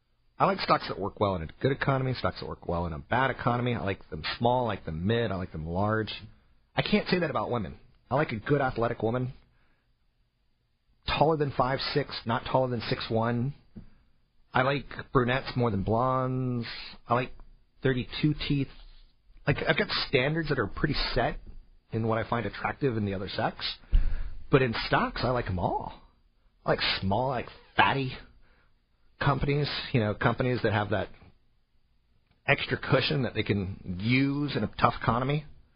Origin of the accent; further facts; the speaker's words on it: East Coast, United States; also born or lived in overseas; I grew up on the East Coast a lot. I grew up overseas a lot.